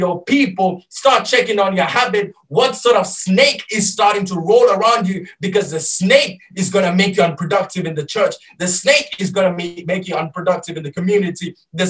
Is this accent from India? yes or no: no; Malaysia; first language Malay; English is a second language; And Pastor, I don't even know how to read it because I'm Malaysian. And I raised in reading and learning Malaysian language, but not Tamil, so I don't know, Pastor.